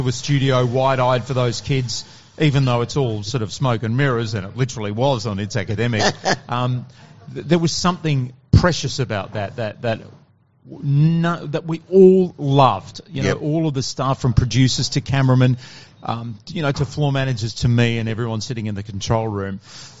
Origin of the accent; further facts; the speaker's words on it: Fremantle, Western Australia, Australia; Was lucky to do that in Perth, in Fremantle